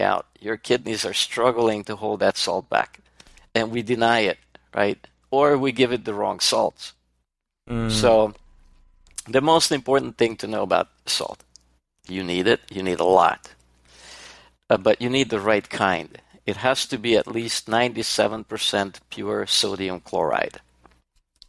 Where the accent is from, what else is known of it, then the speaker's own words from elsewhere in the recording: Serbia; moved away; I'm Hungarian, but born and raised in Yugoslavia